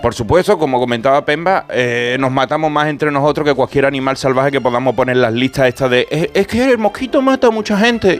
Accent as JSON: {"language": "Spanish", "region": "Andalusia", "country": "Spain", "said": "soy andaluz"}